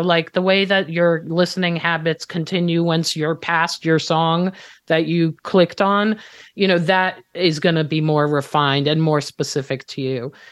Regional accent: Israel; moved away; I'm Israeli. I was born and raised in Israel.

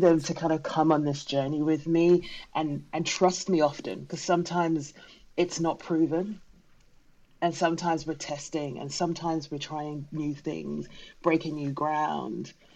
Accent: London, United Kingdom; I'm British-born Ghanaian, so that means my parents are from Ghana. I very carry both cultures with me, um, and when growing up, the Ghanaian culture, even though we were in South London, was very much present in our home

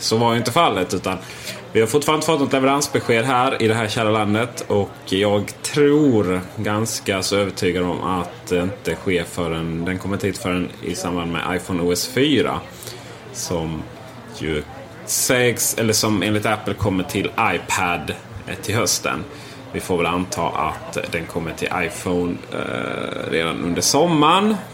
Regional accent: Sweden; vi svenskar

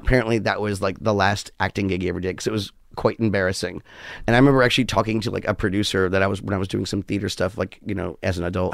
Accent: New York, United States; also born or lived in West Hollywood; I'm a New Yorker through and through

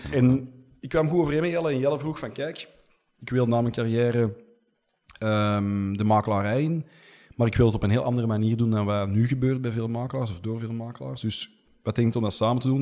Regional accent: Antwerp, Flanders, Belgium; also born or lived in Merksem; mijn eh, ouders woonden toen al in Deurne en ik ben gewoon eh, opgegroeid in Deurne.

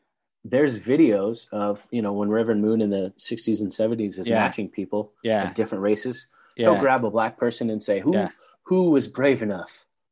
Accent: West Coast, United States; I'm a younger person growing up on the West Coast.

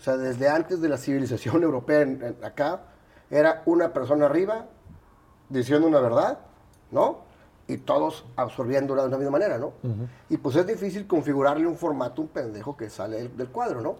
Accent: Monterrey, Nuevo León, Mexico; also born or lived in Mexico City; Viví, nací aquí, eh, me fui a la Ciudad de México 12 años y regreso a los 13

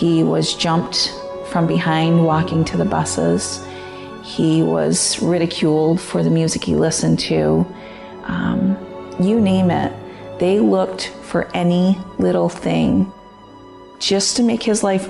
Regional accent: Lafargeville, New York, United States; I'm from Lafargeville, New York

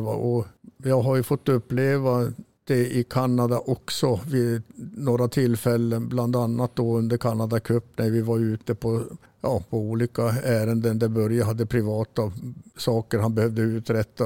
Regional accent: Kiruna, Norrbotten County, Sweden; moved away; also born or lived in Salmi, Jukkasjärvi; jag är född i Kiruna faktiskt

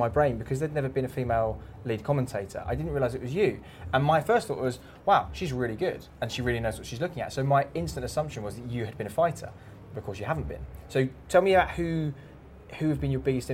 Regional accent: England, United Kingdom; we're English, we like our traditions

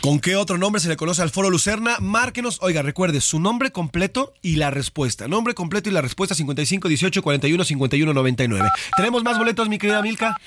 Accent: Mexico; así somos los mexicanos

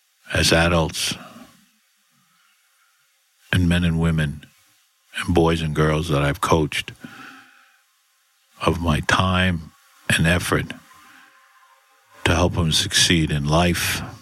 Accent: Bronx, New York, United States; I was brought up that way with mom and dad. I was brought up in the Bronx.

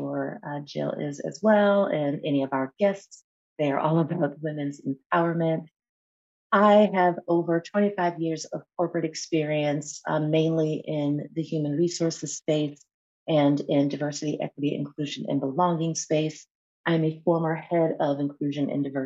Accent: Buffalo, New York, United States; moved away; also born or lived in Atlanta, Georgia / Temecula, California; I am here today joining from Buffalo, New York, which is my hometown of birth that I am back in after decades and decades of being away, spending over 25 years of my life in the Atlanta, Georgia area, and then about 5 years of my life in Southern California in Temecula.

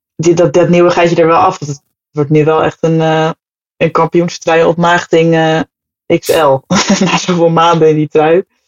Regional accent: Amersfoort, Utrecht, Netherlands; also born or lived in Hoogland; geboren en getogen

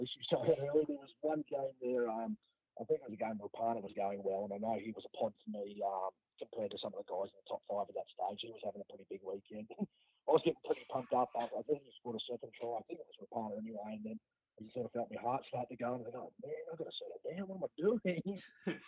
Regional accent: Brisbane, Queensland, Australia; I grew up in Banyo, even though I haven't lived there for over 20 years

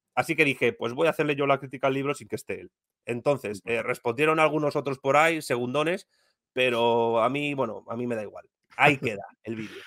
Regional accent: Spain; que soy español

